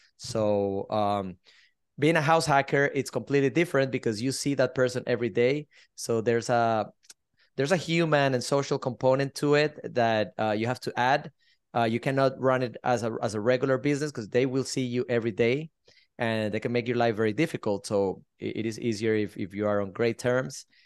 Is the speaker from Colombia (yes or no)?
yes; Colombia; also born or lived in Miami, Florida; now in Sarasota, United States; I'm originally from Colombia, South America. I moved to the States twenty-four years ago, lived in Miami for twenty years.